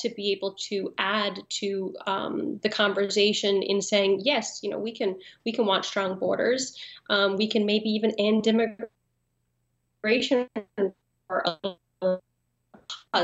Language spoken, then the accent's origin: English; Newfoundland and Labrador, Canada; moved away as an adult; I grew up in Newfoundland